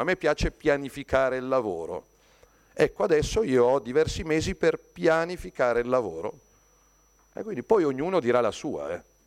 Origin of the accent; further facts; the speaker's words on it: Lombardy, Italy; lo dico da Lombardo